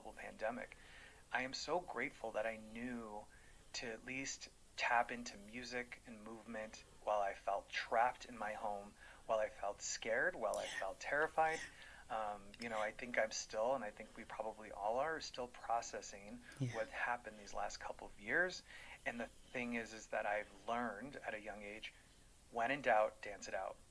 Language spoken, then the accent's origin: English; Phoenix, Arizona, United States; moved away; I'm originally from Phoenix, Arizona, so I'm a Mexican American